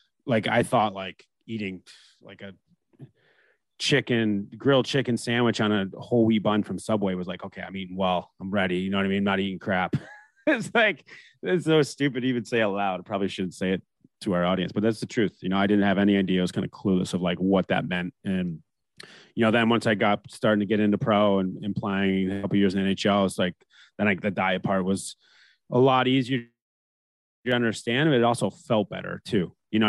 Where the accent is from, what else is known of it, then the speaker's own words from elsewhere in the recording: Canada; And I even being American, I grew up in Canada, right? Like I played junior, whatever. I started playing tier two junior and 14 up there.